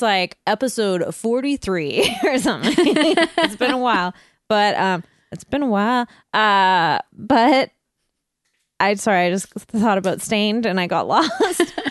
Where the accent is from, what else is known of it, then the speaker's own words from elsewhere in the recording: Canada; I'm French Canadian